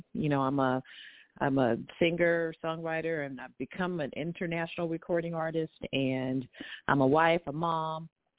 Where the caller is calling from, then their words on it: Long Beach, California, United States; I'm calling from Long Beach, California